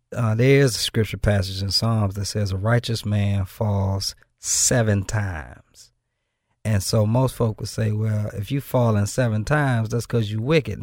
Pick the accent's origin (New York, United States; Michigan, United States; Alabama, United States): Michigan, United States; Benton Harbor; moved away as an adult; now in Memphis, United States; I'm from Benton Harbor, Michigan